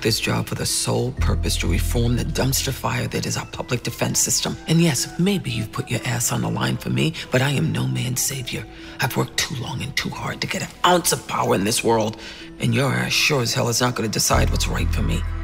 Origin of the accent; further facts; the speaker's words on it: Central Falls, Rhode Island, United States; growing up in Central Falls and poor